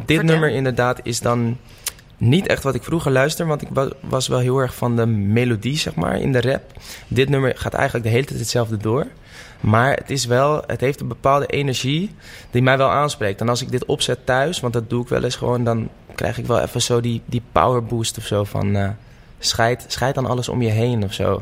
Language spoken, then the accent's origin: Dutch; Amsterdam, North Holland, Netherlands; in de staatsliedenbuurt woon ik. Oh, oké. Dus op de buurt waar ik geboren ben.